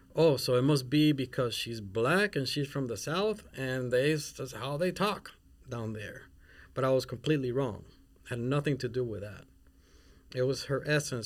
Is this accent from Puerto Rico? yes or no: yes; Puerto Rico; also born or lived in Mexico City / Spain; now in Minnesota, United States; I'm not even from here, Minnesota, I'm from Puerto Rico. And I lived in, in Mexico City in Spain, and then e, eventually grew up in Puerto Rico.